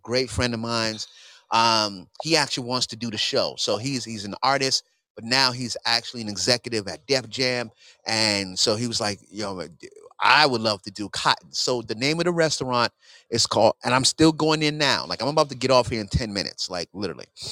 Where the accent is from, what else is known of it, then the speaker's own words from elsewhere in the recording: New York City, New York, United States; I'm from New York City, where this always happens